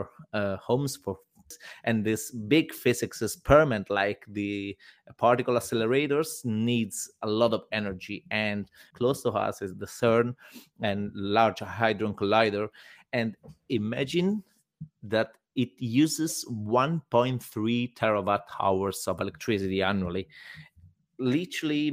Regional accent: Italy; now in Berlin, Germany; In Italy, I come from Italy

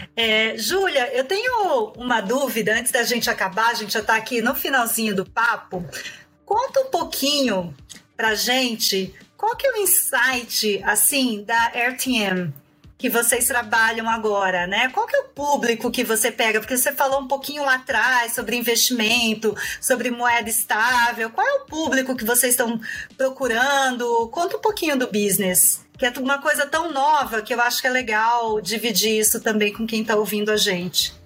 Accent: Brazil; a gente, como brasileiros, a gente não tem essa cultura do dólar

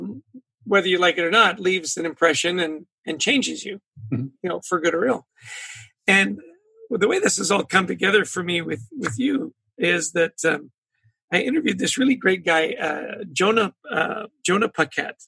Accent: British Columbia, Canada; moved away; I grew up in British Columbia. So as a kid, I was surrounded by magnificent mountains and the ocean

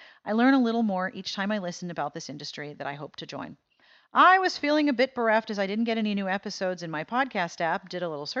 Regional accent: Chicago, Illinois, United States; It takes place in my hometown of Chicago, and she gets it so right. I know all these places. I've eaten in those restaurants.

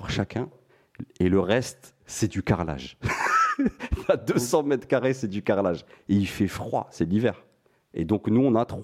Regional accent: Montpellier, Occitania, France; now in Paris, France; moi, je venais, je venais de Montpellier, mais je m'étais installé sur Paris.

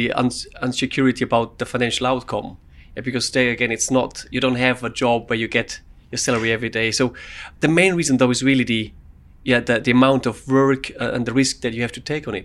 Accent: Switzerland; now in United Kingdom; So I grew up in Switzerland.

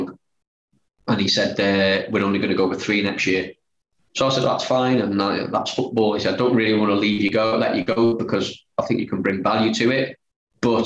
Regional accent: Wrexham, Wales, United Kingdom; moved away as an adult; I've got a chance of going back to my hometown club

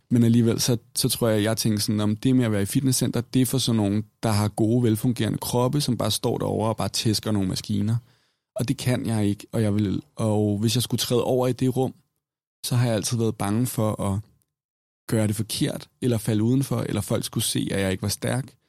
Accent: Copenhagen, Capital Region of Denmark, Denmark; jeg er vokset op i København

